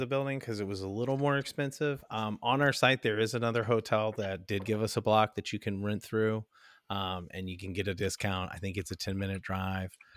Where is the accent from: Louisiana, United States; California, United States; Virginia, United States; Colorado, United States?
Virginia, United States; Richmond; I'm from Richmond originally